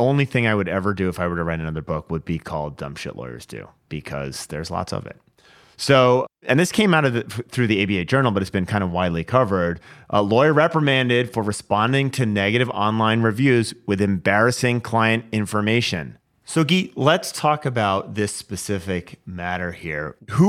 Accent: Washington, United States; So, I mean, this happened, this is in my home state, Washington, Vancouver, Washington.

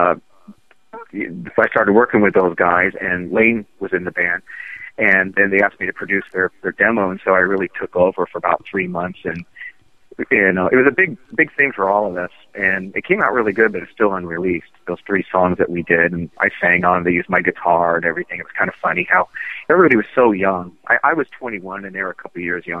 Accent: Seattle, Washington, United States; I'm from Seattle

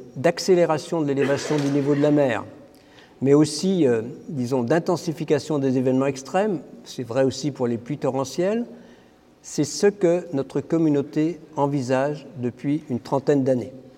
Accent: Brittany, France; now in Paris, France; comme on est breton

